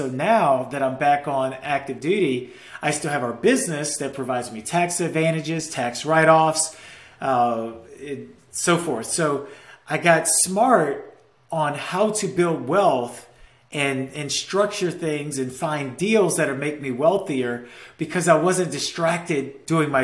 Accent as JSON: {"language": "English", "region": "Louisiana", "country": "United States", "tie": "born or raised there", "moved": "yes", "said": "my hometown in Louisiana"}